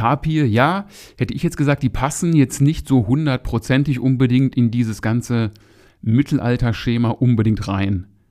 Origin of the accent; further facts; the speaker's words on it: Moers, North Rhine-Westphalia, Germany; ich komme hier aus Mörs